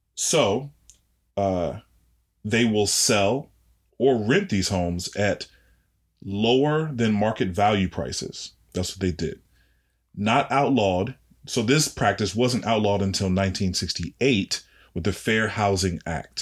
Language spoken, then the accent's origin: English; Washington, District of Columbia, United States; me being from D C, you know, that's my hometown.